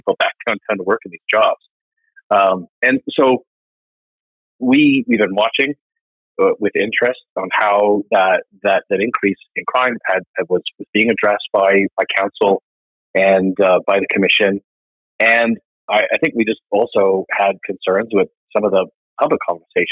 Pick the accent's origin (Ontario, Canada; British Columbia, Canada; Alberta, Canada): Alberta, Canada; Calgary; also born or lived in Edmonton; I'm from Calgary, but I do also have a place in Edmonton